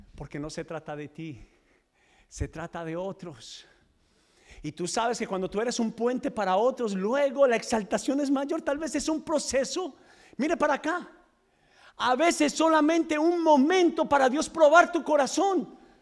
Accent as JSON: {"language": "Spanish", "town": "Medellín", "region": "Antioquia", "country": "Colombia", "moved": "yes", "lives_now": "United States", "said": "los que somos de Medellín."}